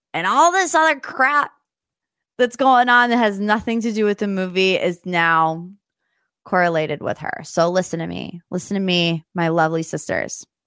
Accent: United States; being an American

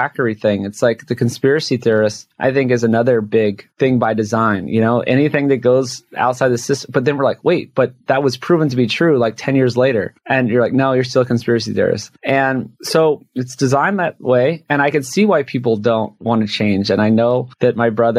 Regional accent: Hawaii, United States; moved away; I'm from Hawaii. I go back often

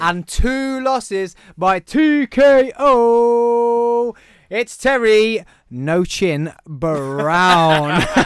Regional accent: Birmingham, West Midlands, United Kingdom; also born or lived in Truro, Cornwall; I'm definitely from Birmingham.

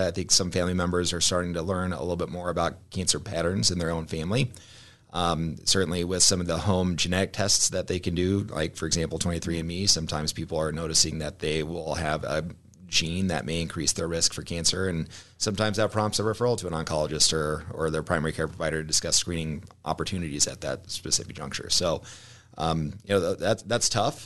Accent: Omaha, Nebraska, United States; I'm from Omaha, uh, born and raised

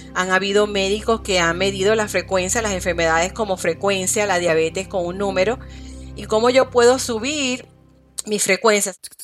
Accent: Guayama, Puerto Rico; moved away as an adult; also born or lived in Ponce, Puerto Rico; now in Miami, United States; nací en Ponce, Puerto Rico, soy de Guayama y actualmente estoy viviendo en Miami

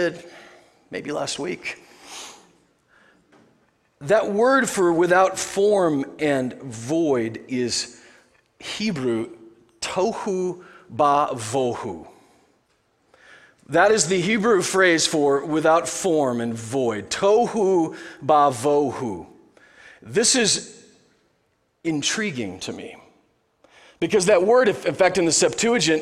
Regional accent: Nebraska, United States; I'm from Nebraska.

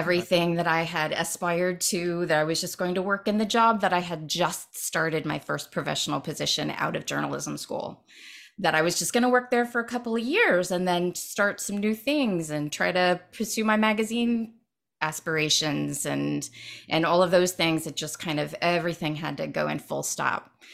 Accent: Dayton, Ohio, United States; moved away; I grew up in Dayton, Ohio

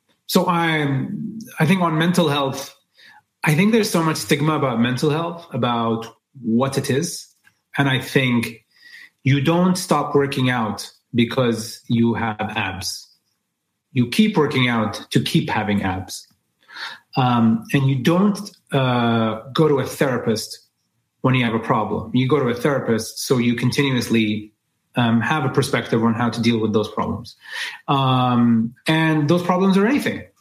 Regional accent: Dubai, United Arab Emirates; moved away as an adult; also born or lived in New York; So I grew up in Dubai as this Emirati guy who speaks good English

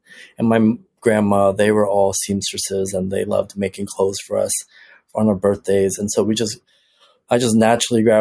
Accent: Toronto, Ontario, Canada; I grew up in Toronto

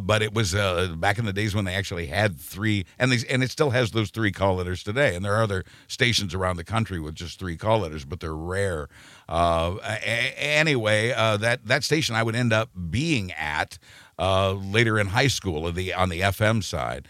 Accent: Wichita, Kansas, United States; moved away; I was born and raised in Wichita, Kansas

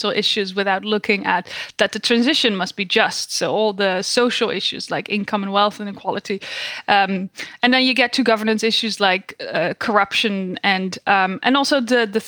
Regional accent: Netherlands; moved away as an adult; now in United States; I was born and raised in the Netherlands.

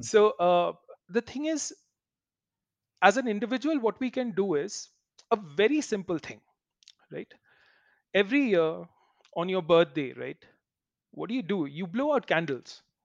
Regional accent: Kolkata, West Bengal, India; when I was young in Calcutta, growing up in Calcutta

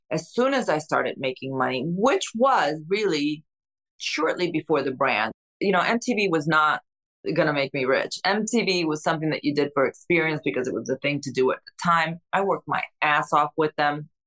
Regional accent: Newark, New Jersey, United States; also born or lived in Cuba / Spain; From Spain to New Jersey, we moved into a three bedroom apartment in Newark with my grandparents.

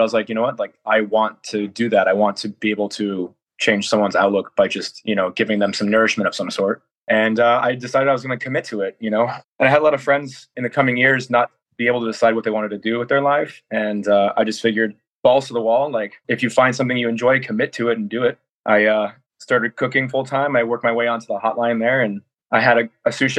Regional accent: Granville, Ohio, United States; also born or lived in Columbus, Ohio; I grew up in Granville, born in Columbus, but Granville is like 45 minutes east of Columbus, Ohio.

